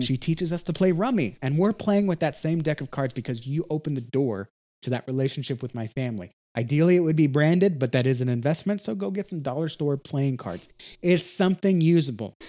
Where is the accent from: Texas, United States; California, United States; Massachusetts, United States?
Texas, United States; I'm from Texas, so I use a lot of Texas